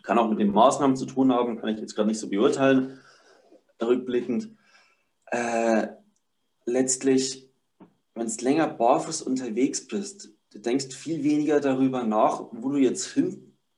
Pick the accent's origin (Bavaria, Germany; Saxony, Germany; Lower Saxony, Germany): Bavaria, Germany; Upper Palatinate; ich bin 25 Jahre alt, bin aus der Oberpfalz, Bayern